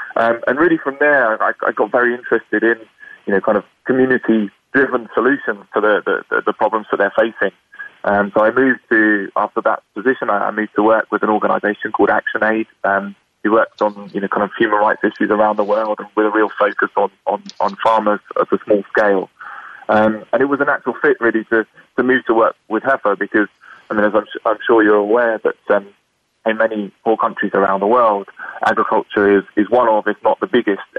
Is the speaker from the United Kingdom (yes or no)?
yes; United Kingdom; now in Washington, D.C., United States; as you can probably hear from my accent, I'm born and raised in the UK.